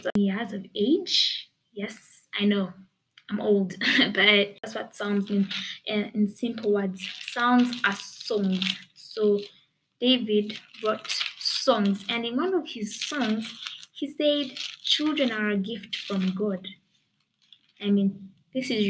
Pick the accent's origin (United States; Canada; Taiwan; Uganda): Uganda; I live in Uganda. I was born in Uganda. I've been schooling in Uganda. I've lived in Uganda.